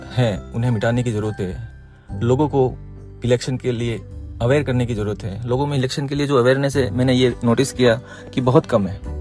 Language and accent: Hindi; Udaipur, Rajasthan, India; मैं हमारे शहर उदयपुर से विधानसभा सदस्य का चुनाव निर्दलीय प्रत्याशी के रूप में लड़ने जा रहा हूँ